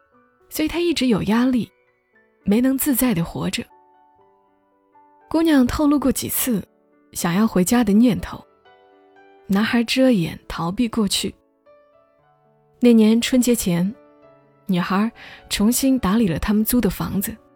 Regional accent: Gongzhuling, Jilin, China; 我老家的县城叫公主岭，长春边上的小地方。

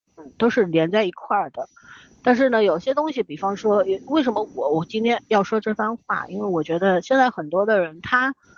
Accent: China; 我们中国人是努力派的，就是从小就跟你说你要努力读书啊

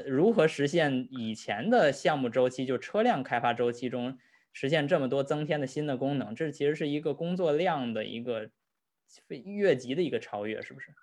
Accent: Tianjin, China; 像我们天津那边经常说俗话

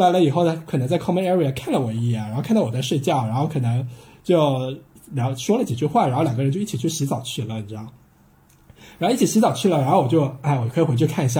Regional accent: China; 因为因为真的只有我一个中国人早上起来会把床铺稍微整理一下

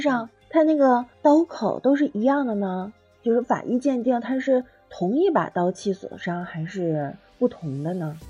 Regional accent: near Changbai Mountain, Northeast China, China; 长白山不是离我们， 离我老家比较近吗

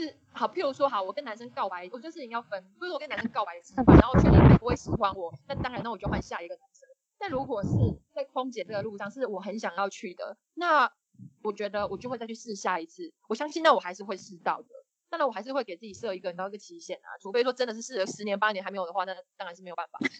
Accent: Xiamen, Fujian, China; 然后我也希望我来自的地方就是福建可以让世界看见，因为通常别人问我说哦你从哪里来，然后我说厦门，他们说嗯厦门在哪里，然后我之后才会说中国

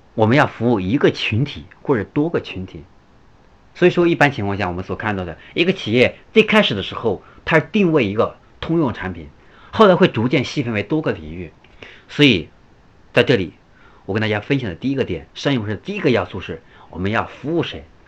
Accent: China; 现在我们中国人，我们就是我们中国目前对价值、性价比的追求

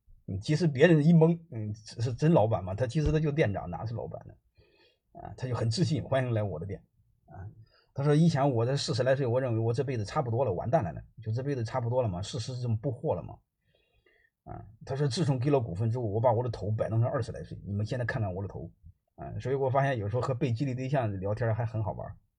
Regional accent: Henan, China; 我是河南人

